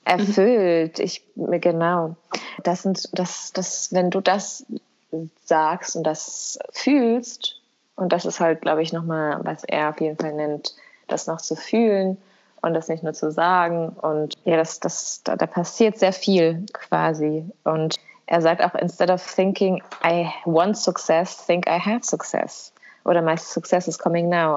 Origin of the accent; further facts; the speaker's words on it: Kosovo; moved away; bei uns in Kosovo